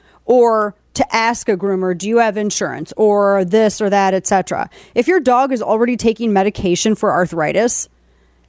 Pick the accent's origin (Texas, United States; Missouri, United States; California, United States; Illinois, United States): Missouri, United States; moved away; my home state in Missouri